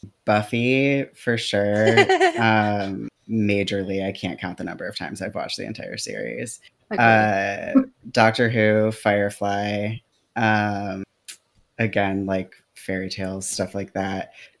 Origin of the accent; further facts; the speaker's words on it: Michigan, United States; also born or lived in New Orleans, United States / Kentucky, United States; now in Portland, United States; I started in Michigan, went to New Orleans, moved to Kentucky, moved back